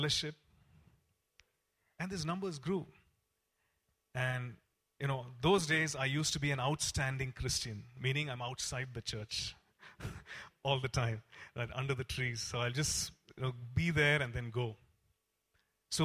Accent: Coimbatore, Tamil Nadu, India; I come from Coimbatore, and we have this CSI church there

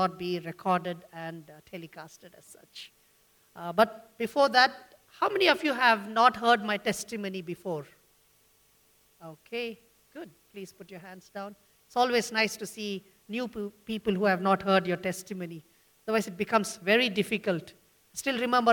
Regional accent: Bangalore, Karnataka, India; I'm from Bangalore, born and brought up in Bangalore.

